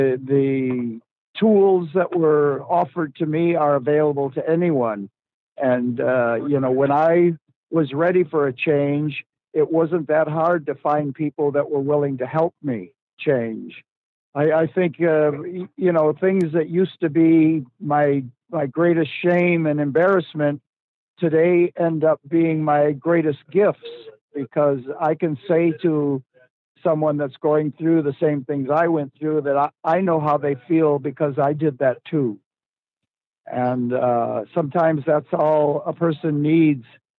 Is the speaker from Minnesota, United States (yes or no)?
no; Detroit, Michigan, United States; I grew up in Detroit